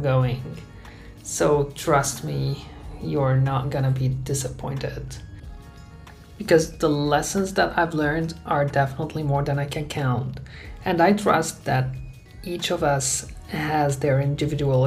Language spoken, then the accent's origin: English; Aleppo, Aleppo Governorate, Syria; moved away as an adult; I was born and raised in Syria. I spent there my whole childhood, teenage years, and early adulthood.